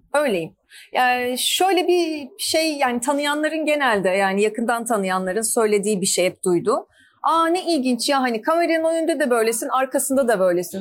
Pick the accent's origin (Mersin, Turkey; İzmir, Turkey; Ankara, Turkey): Ankara, Turkey; moved away as an adult; now in Istanbul, Turkey; ben Ankaralıyım.